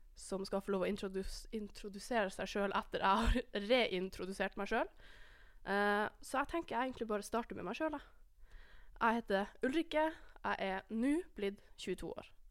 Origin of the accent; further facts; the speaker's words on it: Alta, Finnmark, Norway; moved away as an adult; now in Trondheim, Norway; Jeg er enda fra Alta